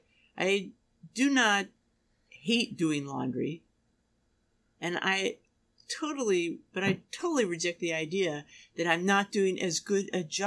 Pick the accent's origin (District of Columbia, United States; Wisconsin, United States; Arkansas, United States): District of Columbia, United States; Washington; moved away; also born or lived in New York; I grew up in Washington, D.C., where all the museums are free.